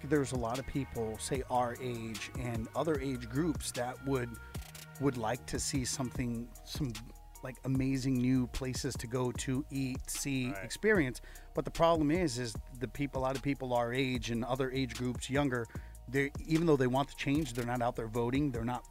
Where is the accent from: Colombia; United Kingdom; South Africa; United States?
United States; Ventura, California; also born or lived in India; I grew up in Ventura my whole life. I was here since preschool.